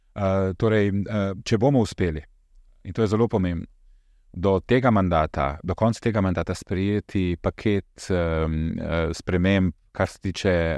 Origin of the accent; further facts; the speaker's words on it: Slovenia; Jaz sem, prihajam iz Slovenije, z omenjenega naroda